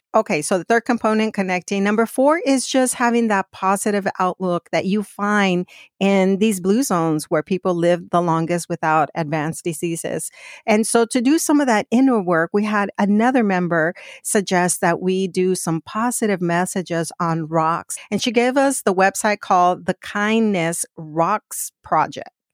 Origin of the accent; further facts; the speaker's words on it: Phoenix, Arizona, United States; I grew up in Phoenix